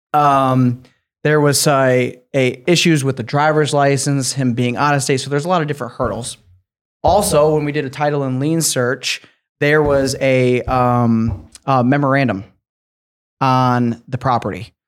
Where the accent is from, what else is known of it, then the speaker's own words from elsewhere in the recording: Grand Rapids, Michigan, United States; now in Lakeland, United States; I grew up in Grand Rapids, Michigan